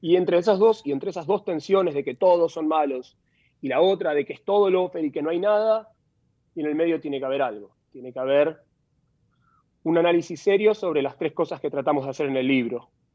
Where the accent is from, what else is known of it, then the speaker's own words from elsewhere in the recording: Argentina; en mi país